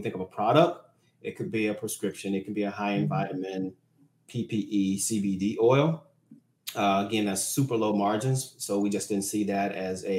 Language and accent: English; Florida, United States; now in McKinney, United States; I'm originally from Florida